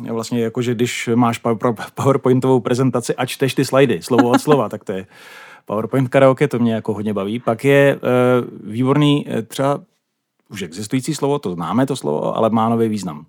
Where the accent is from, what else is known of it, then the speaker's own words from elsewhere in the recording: Ostrava, Moravian-Silesian Region, Czechia; first language Czech; moved away as an adult; also born or lived in Braník, Prague; now in Prague, Czech Republic; Narozen v Ostravě, takže já jsem klasická náplava